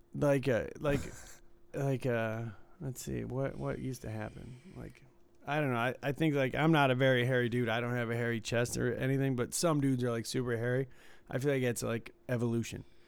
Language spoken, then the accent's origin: English; Detroit, Michigan, United States; where I was from in the suburbs of Detroit